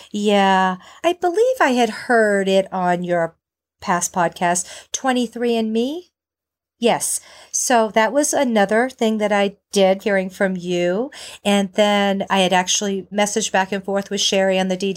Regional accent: Maine, United States; now in North Carolina, United States; I moved from Maine, I hit North Carolina, I was ready to go

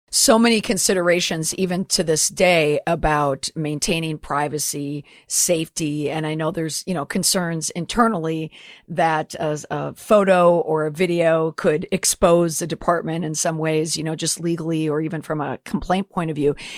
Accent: Minnesota, United States; I'm from Minnesota

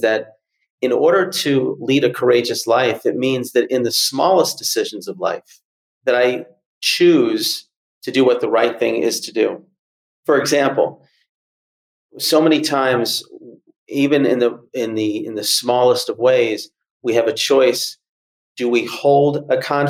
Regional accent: Atlanta, Georgia, United States; I grew up in Atlanta

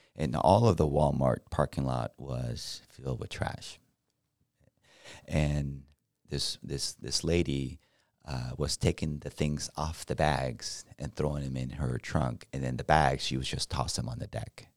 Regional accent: Mexico; now in United States; I'm from Mexico

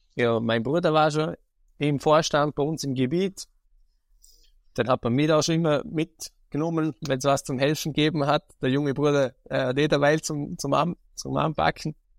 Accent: Vorarlberg, Austria; Bei uns in Vorarlberg heißt es ja Landjugend Jungbauernschaft

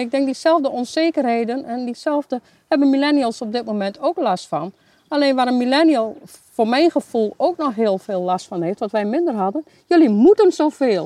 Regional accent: Hoogeveen, Drenthe, Netherlands; Ik kom eigenlijk uit Hogeveen.

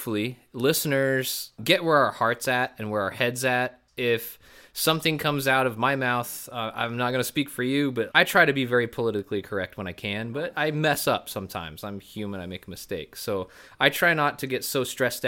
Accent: Boise, Idaho, United States; growing up in Boise

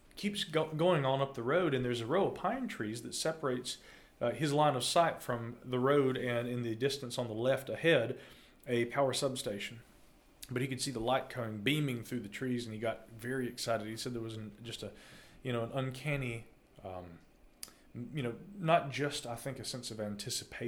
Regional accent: North Carolina, United States; my home state of North Carolina

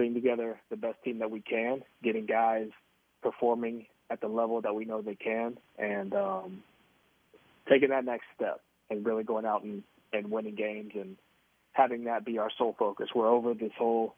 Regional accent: Tobacco Road, North Carolina, United States; moved away as an adult; now in Kansas City, United States; I grew up on Tobacco Road. I grew up an ACC fan

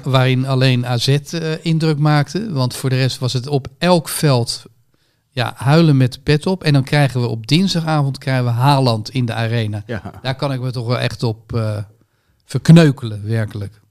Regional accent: Rotterdam, South Holland, Netherlands; als Rotterdammer

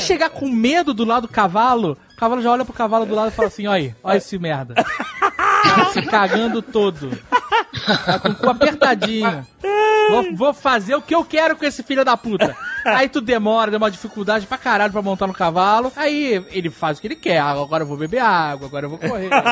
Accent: Rio de Janeiro, Brazil; moved away; Quando eu era moleque no Rio de Janeiro

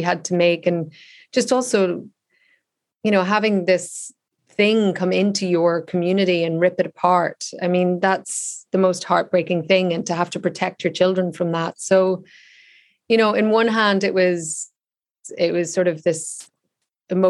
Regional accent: Ireland; I grew up in the Republic of Ireland, whereas they were all in Northern Ireland

